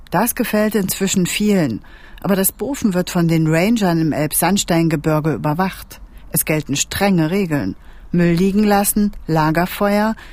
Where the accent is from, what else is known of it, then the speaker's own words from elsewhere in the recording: Rostock, Mecklenburg-Vorpommern, Germany; Aus Rostock von der Ostseeküste.